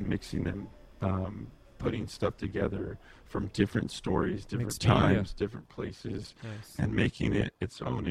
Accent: Imperial Valley, California, United States; moved away as an adult; we grew up out in the Imperial Valley

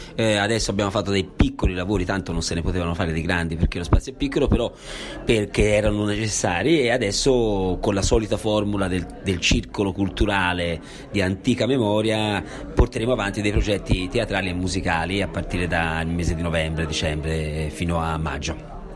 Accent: Italy; moved away as an adult; ho scelto di tornare a Borgo, da dove sono partito, quindi questo è il mio paese, sono nato, ci ho vissuto, adesso ci sono tornato

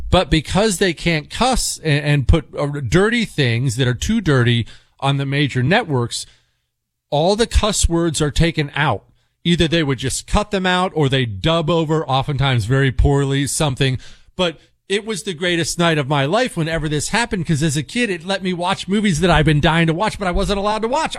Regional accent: Bozeman, Montana, United States; also born or lived in Ohio; I grew up in Bozeman, Montana. Well, we moved fr-, from Ohio to Montana when I was ten

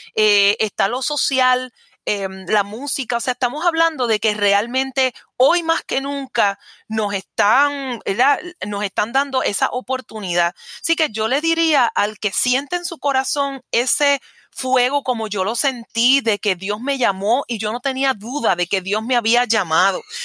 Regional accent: Caguas, Puerto Rico; de Caguas, mi pueblo

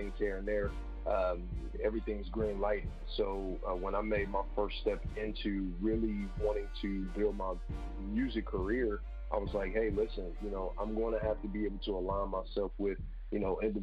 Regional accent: Cincinnati, Ohio, United States; now in Columbus, United States; I'm from Cincinnati, Ohio, but I moved here to Columbus, Ohio to focus on music

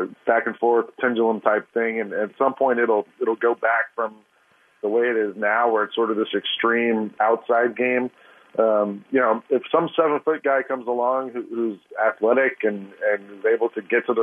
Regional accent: Atlanta, Georgia, United States; I grew up in Atlanta in the 80s

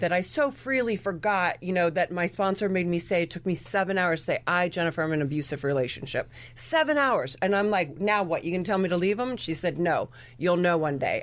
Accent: Argentina; My family's from Argentina. I remember what I related as a child growing up in Argentina was people drinking and having fun

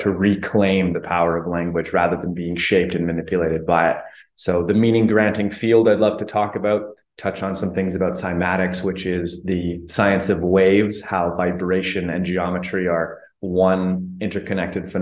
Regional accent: Calgary, Alberta, Canada; moved away as an adult; also born or lived in Vancouver Island, Canada; now in Mexico; born and raised in Calgary, Alberta, Canada, most recently living on Vancouver Island in Canada, currently in Mexico

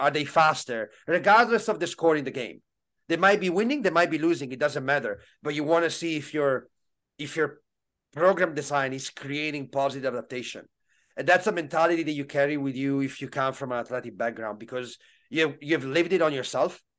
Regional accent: Italy; growing up in Italy, especially uh, in the late '90s, early 2000s

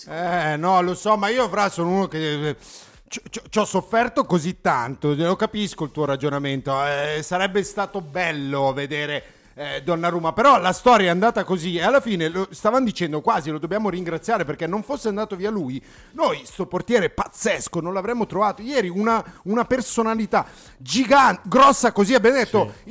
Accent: Sedriano, Lombardy, Italy; son di Sedriano Beach

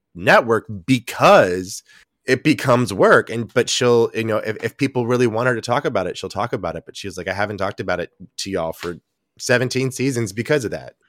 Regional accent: Texas, United States; now in New York, United States; I grew up in Texas

